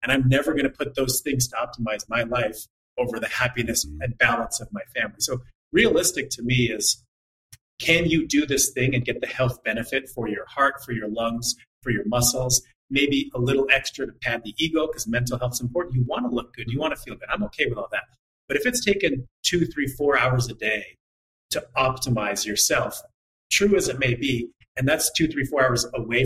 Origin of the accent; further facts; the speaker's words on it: Montreal, Quebec, Canada; I'm from Montreal.